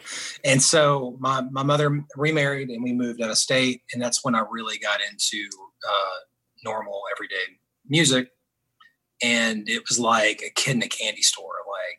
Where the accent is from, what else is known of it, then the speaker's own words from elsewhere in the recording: Knoxville, Tennessee, United States; born there; also born or lived in Atlanta; now in Muscle Shoals, United States; I mean, I moved from Atlanta to Muscle Shoals. I'm not like indigenous to Muscle Shoals. I was born in Knoxville, Tennessee. So I've got like all that bluegrass upbringing and moved to Muscle Shoals